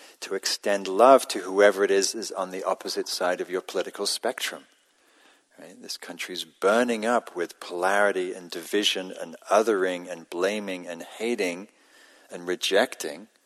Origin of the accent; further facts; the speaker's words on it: Newcastle upon Tyne, North East England, United Kingdom; now in California, United States; When I grew up in Northern England, Newcastle